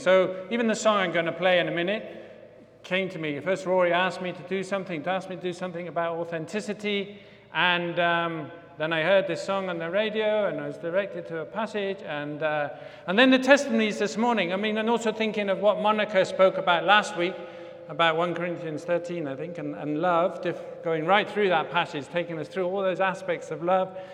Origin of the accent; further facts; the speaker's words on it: Bath, South West England, United Kingdom; my hometown in, hometown of Bath in the U K